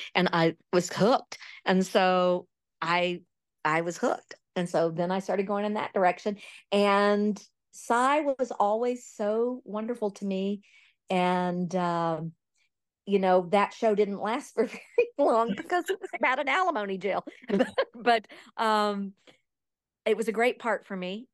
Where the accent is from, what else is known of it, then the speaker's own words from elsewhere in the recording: East Texas, United States; I grew up in East Texas